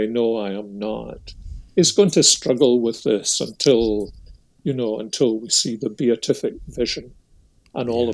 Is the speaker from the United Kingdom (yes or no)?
yes; Scotland, United Kingdom; when I was a youngster growing up in Protestant Scotland